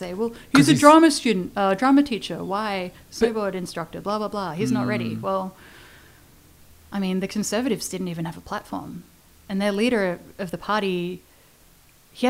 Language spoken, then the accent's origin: English; Melbourne, Victoria, Australia; moved away as an adult; also born or lived in Perth, Australia / Fernie, Canada / Calgary, Canada; now in Canada; I am originally from Melbourne. I left Melbourne.